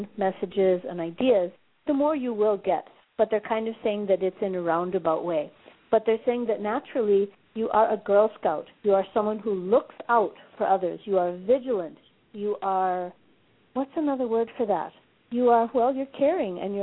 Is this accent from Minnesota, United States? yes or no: yes; Minneapolis, Minnesota, United States; now in Johannesburg, South Africa; my hometown of Minneapolis